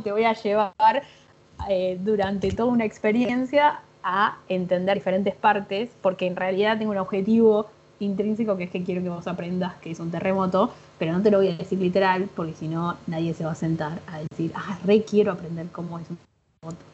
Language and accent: Spanish; Buenos Aires, Argentina; soy diseñadora gráfica de Buenos Aires, graduada en la UBA